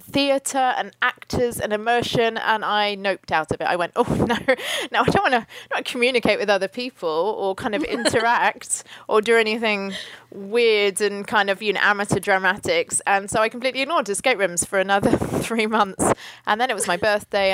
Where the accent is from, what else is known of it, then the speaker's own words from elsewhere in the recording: United Kingdom; now in London, United Kingdom; we're British, we don't do guns here